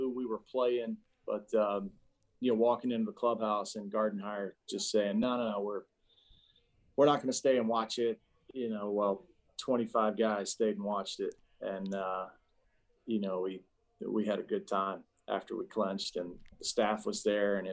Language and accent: English; Atlanta, Georgia, United States; moved away; Atlanta, my hometown team that I grew up watching